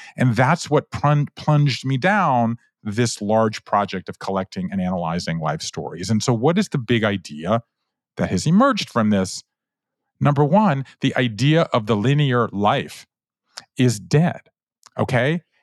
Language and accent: English; Georgia, United States; moved away as an adult; also born or lived in Japan; I grew up in Georgia